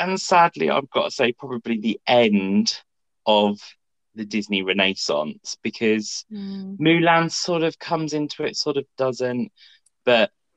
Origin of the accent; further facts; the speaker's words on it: United Kingdom; in the UK, we don't learn about American history